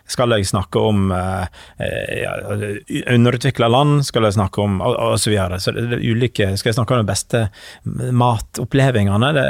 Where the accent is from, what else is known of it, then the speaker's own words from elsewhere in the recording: Western Norway, Norway; Selv om jeg er fra, fra Vestlandet, så jo da, Vestlandet er, er helt eventyrlig flott, altså.